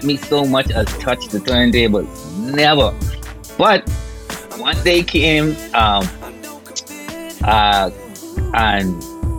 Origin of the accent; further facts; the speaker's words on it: Nassau, New Providence, Bahamas; I grew up in like the ghetto, right? And Rock Crusher is the name of the place that I'm from. Proud to say I'm from Rock Crusher.